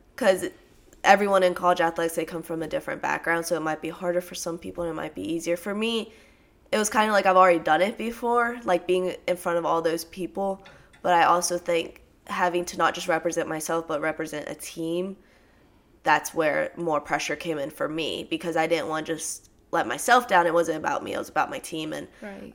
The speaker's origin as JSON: {"language": "English", "region": "Tennessee", "country": "United States", "tie": "born or raised there", "also_born_or_lived": "Louisiana", "moved": "as an adult", "said": "I'm actually from Tennessee, so back in my hometown"}